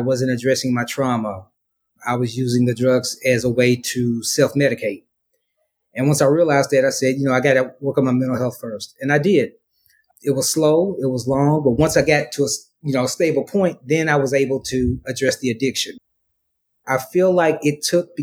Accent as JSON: {"language": "English", "town": "Memphis", "region": "Tennessee", "country": "United States", "moved": "as an adult", "lives_now": "Dallas, United States", "said": "I'm originally from Memphis, Tennessee. Lived in Dallas for the past 4 years"}